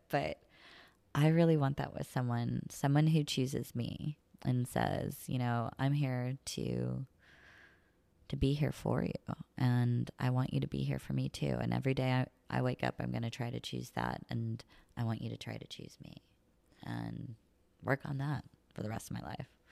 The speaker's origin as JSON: {"language": "English", "region": "the middle of Missouri", "country": "United States", "tie": "born or raised there", "also_born_or_lived": "Saint Louis / California", "moved": "as an adult", "lives_now": "La Jolla, United States", "said": "I grew up in the country"}